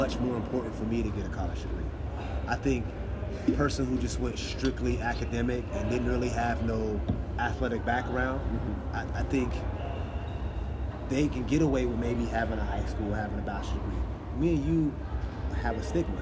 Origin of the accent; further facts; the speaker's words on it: Youngstown, Ohio, United States; I grew up in Youngstown